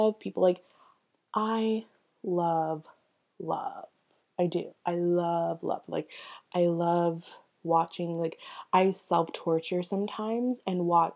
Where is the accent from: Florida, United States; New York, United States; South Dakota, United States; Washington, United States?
Florida, United States; Orlando; That's where I live. I'm from Orlando